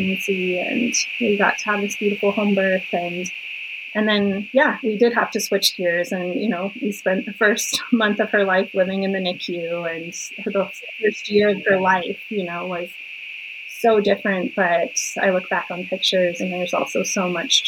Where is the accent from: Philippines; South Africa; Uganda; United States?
United States; Colorado; moved away; So I was born and raised in a small town in Colorado, and we actually just moved back to my hometown